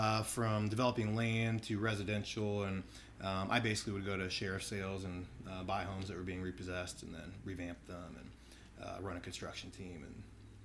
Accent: Mansfield, Ohio, United States; Mansfield, Ohio, which is just about an hour north of Columbus.

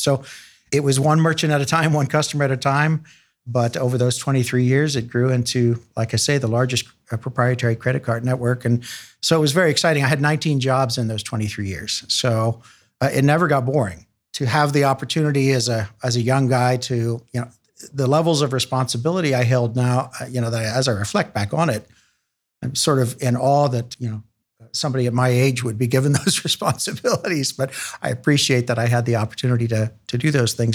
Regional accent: Chillicothe, Ohio, United States; also born or lived in Columbus; So I was born in Chillicothe, not far from Columbus

